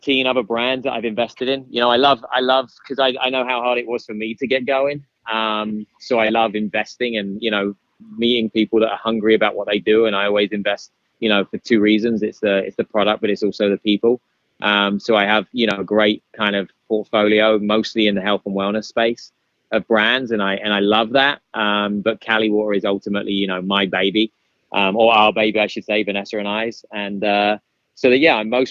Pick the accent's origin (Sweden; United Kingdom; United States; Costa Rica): United Kingdom; accent: British; My British accent